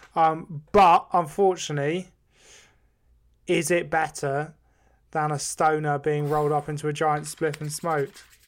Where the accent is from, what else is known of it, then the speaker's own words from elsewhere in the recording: Devon, South West England, United Kingdom; growing up in rural Devon, or just growing up in Devon and the West Country